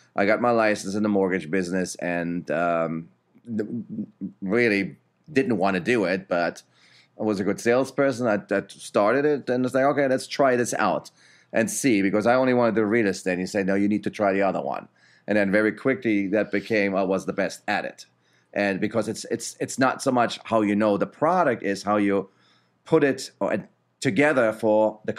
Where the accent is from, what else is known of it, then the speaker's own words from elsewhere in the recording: Germany; moved away; Back then, I came from Germany in 96.